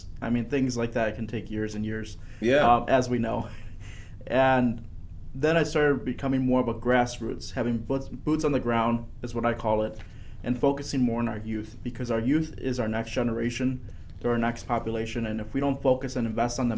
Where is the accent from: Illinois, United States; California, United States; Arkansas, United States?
Illinois, United States; Aurora; also born or lived in Sugar Grove, Illinois; I was born and raised in Aurora, Illinois.